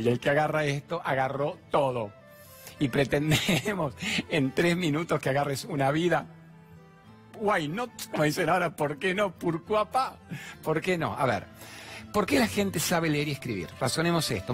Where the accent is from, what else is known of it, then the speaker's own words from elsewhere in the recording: Buenos Aires, Argentina; moved away; Nací a ver en Buenos Aires, me mudé a la playa